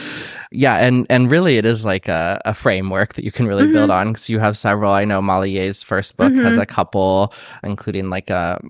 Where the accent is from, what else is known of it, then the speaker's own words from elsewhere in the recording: Midwest, United States; because I'm also from the Midwest, so I think I'm making some assumptions.